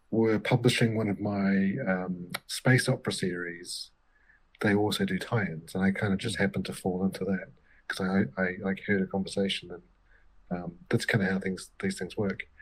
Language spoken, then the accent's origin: English; New Zealand; I grew up in New Zealand in the 80s